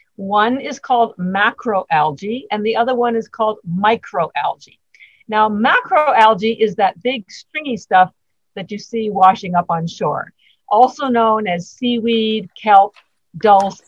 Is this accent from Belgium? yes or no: no; Canada; moved away as an adult; now in Boston, United States; I'm actually Canadian, but I've lived in Boston uh, 33 years